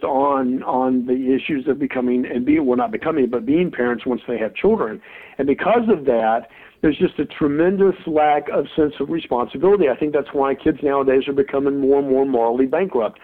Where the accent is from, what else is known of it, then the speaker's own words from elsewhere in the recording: Mobile, Alabama, United States; I grew up in Mobile, Alabama as a white male